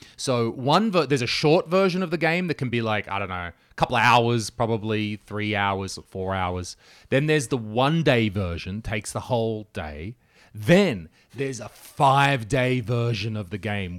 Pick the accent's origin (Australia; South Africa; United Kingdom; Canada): Australia; moved away; as an Australian